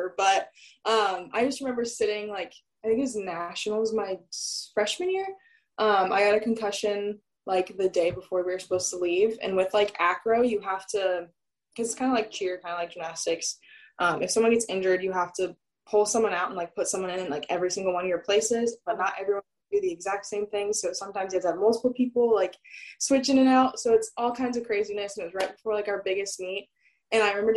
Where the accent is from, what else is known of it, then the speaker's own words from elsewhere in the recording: Southern California, United States; moved away as an adult; also born or lived in Oregon / North Carolina; now in Honolulu, United States; I'm from Southern California